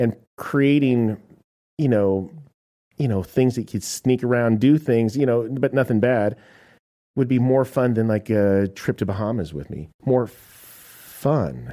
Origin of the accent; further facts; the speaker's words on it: United States; I am an American